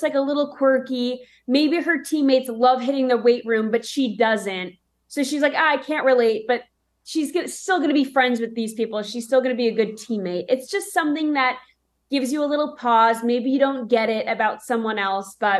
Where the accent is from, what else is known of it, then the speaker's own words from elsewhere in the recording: New York, United States; now in Nashville, United States; I grew up in New York